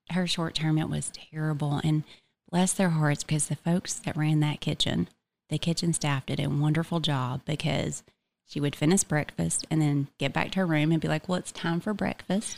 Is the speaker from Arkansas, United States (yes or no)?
no; Blue Ridge, Georgia, United States; also born or lived in Cherokee County, Georgia; I am from Blue Ridge, Georgia, so about an hour and fifteen minutes north from here